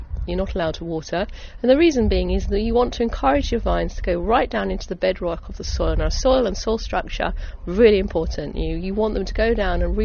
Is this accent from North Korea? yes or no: no; Essex, East of England, United Kingdom; I'm an Essex girl, born and bred, really proud of the county that I grew up